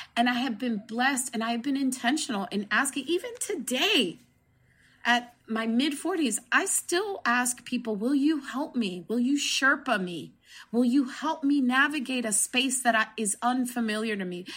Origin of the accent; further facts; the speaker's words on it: New Jersey, United States; I grew up in New Jersey